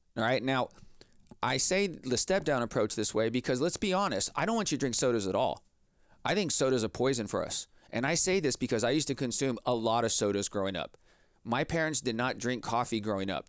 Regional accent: Texas, United States; I grew up here in Texas

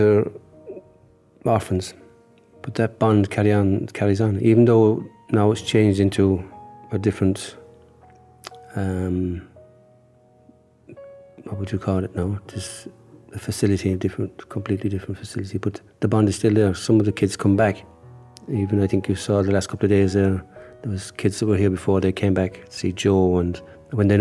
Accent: Kerry, Munster, Ireland; I'm from Kerry

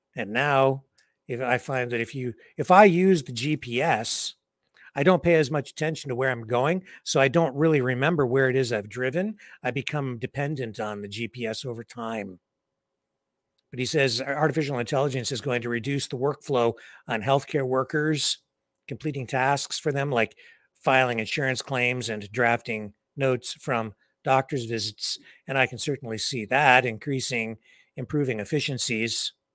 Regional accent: Canada; here in my hometown

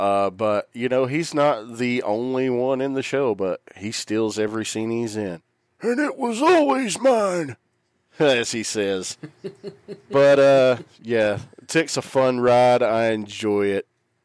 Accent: the South, United States; accent: Southern; my dialect and accent has nothing to do with my lack of elegance, let me tell you.

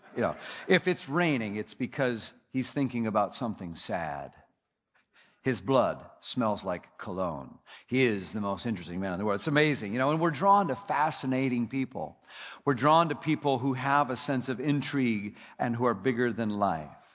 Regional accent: Minnesota, United States; my home state, Minnesota

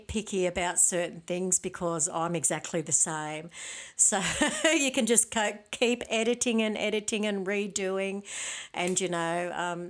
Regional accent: Tenterfield, New South Wales, Australia; now in Sydney, Australia; I'm from Tenterfield myself

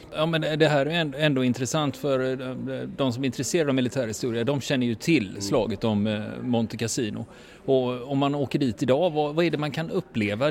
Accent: Sweden; vi svenskar

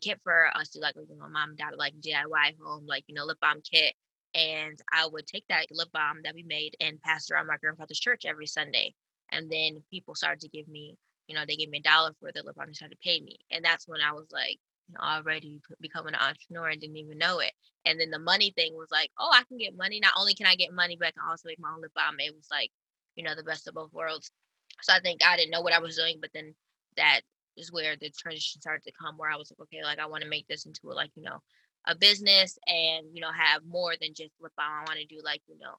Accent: Buffalo, New York, United States; born and raised in Buffalo, New York

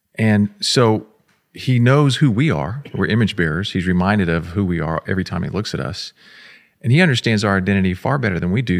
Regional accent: Florida, United States; I grew up in Florida

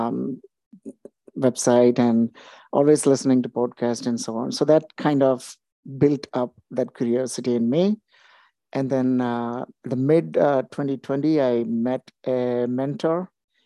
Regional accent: India; moved away as an adult; also born or lived in United States; now in Toronto, Canada; I'm originally from India, then moved to US in 2000, and then moved to Canada in 2008. Been in the Toronto area ever since.

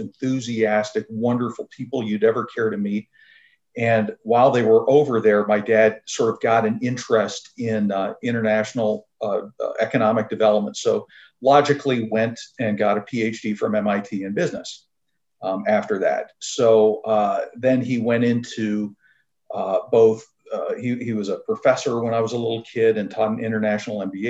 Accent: near Toronto, Southern Ontario, Canada; I was born in Canada. I'm from Southern Ontario, near a small town near Toronto

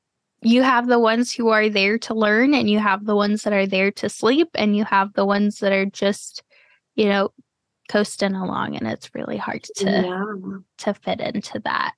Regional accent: Florida, United States; also born or lived in Cleveland / Texas; Like, I was born in Cleveland, and then I spent a few years in Texas, and then I've spent the rest of my life in Florida.

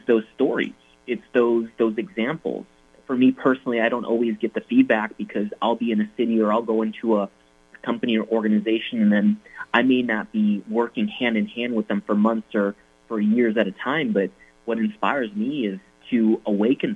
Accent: Midwest, United States; I grew up in the Midwest

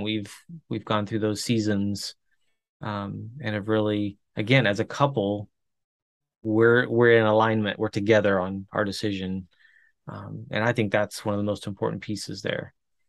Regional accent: Chile; I grew up in Chile, missionary kid in Chile

